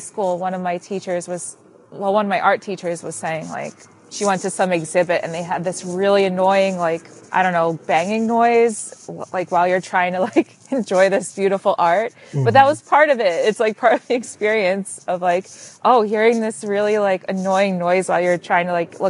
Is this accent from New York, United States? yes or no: yes; Long Island, New York, United States; I'm from Long Island.